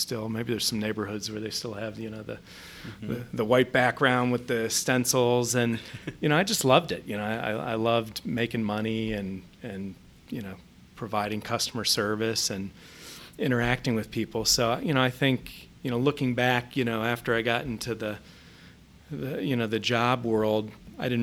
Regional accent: Columbus, Ohio, United States; also born or lived in New York; grew up in Columbus. Actually born in New York, but grew up here.

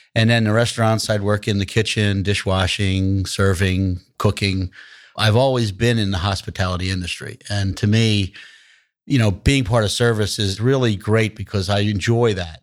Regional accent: Atlantic City, New Jersey, United States; I'm born and raised in Atlantic City, New Jersey.

